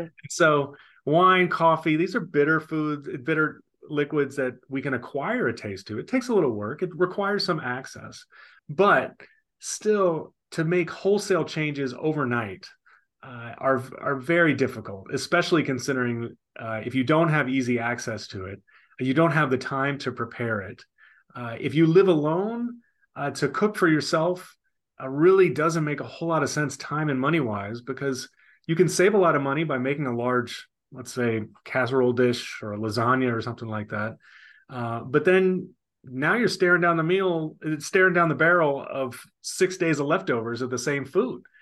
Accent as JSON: {"language": "English", "town": "New Orleans", "region": "Louisiana", "country": "United States", "tie": "born or raised there", "also_born_or_lived": "Paraguay", "moved": "yes", "lives_now": "Greenville, United States", "said": "born and raised in New Orleans"}